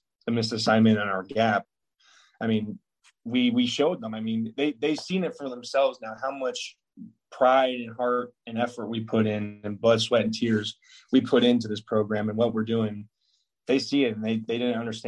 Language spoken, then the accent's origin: English; Arizona, United States; moved away as an adult; now in Nebraska, United States; I'm from Arizona